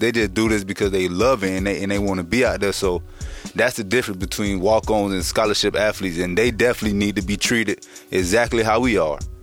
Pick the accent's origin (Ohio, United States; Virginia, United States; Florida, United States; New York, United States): Florida, United States; Boynton Beach; I'm from Boynton Beach